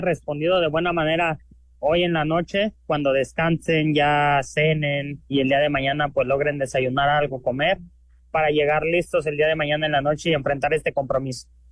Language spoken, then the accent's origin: Spanish; Mexico; yo como mexicano